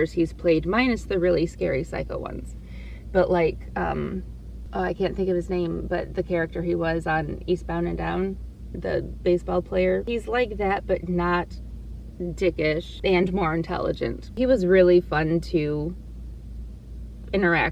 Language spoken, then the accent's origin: English; Ohio, United States; I grew up in Ohio and we had the Ohio Canal